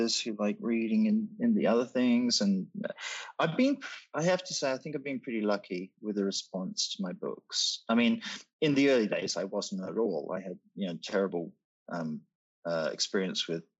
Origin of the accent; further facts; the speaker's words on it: Australia; moved away as an adult; also born or lived in Britain; growing up in Australia and then living young adulthood in Britain